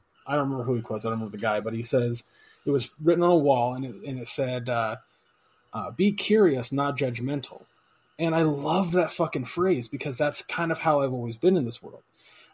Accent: United States

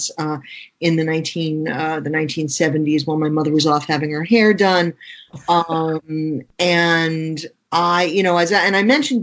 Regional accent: New York City, New York, United States; I grew up in Queens, New York in the 1960s and 70s.

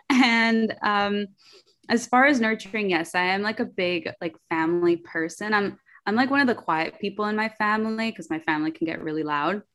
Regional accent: New York City, New York, United States; English is a second language; I was born in Queens, in New York, um, to a Colombian mother, Dominican father, and I grew up very artistic

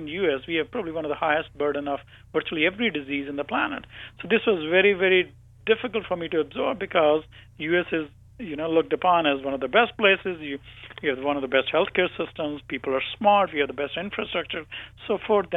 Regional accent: India; moved away as an adult; now in United States; So I grew up in India, and after my doctorate, I moved to the U.S.

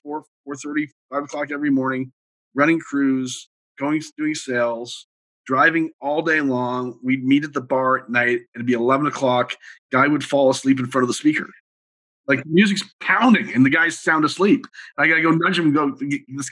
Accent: Montreal, Quebec, Canada; I grew up in Montreal

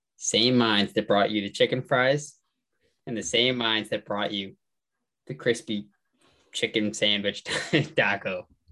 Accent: Melrose, Massachusetts, United States; now in Maine, United States; being from Boston, we're from Melrose

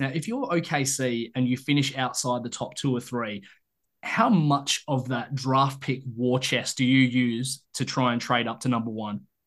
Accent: Australia; us as Australians

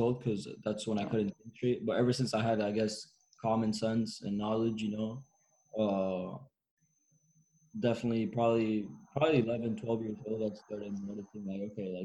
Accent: Argentina; moved away; also born or lived in Miami, United States; my hometown club, River

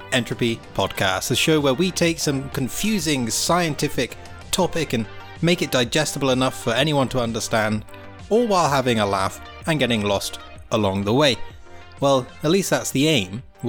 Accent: United Kingdom; now in Italy; I'm British

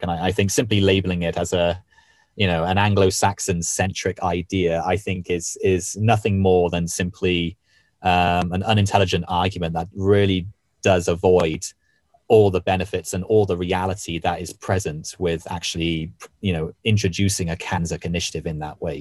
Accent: Wales, United Kingdom; where I was born and raised in Wales

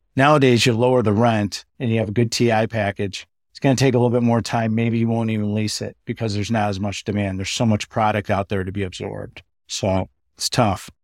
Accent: Chicago, Illinois, United States; I'm from Chicago, born and raised

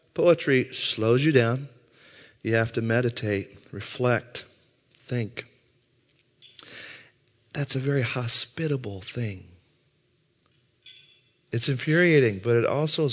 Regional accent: Southern Indiana, United States; now in St. Louis, United States; I'm from Southern Indiana

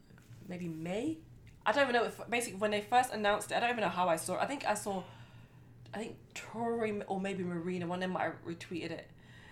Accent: London, United Kingdom; We're not identical, but we are from London.

